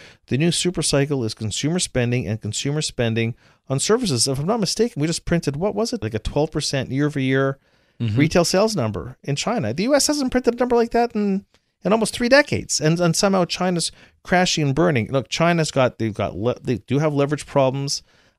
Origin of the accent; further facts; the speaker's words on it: Canada; Look, I'm from Canada.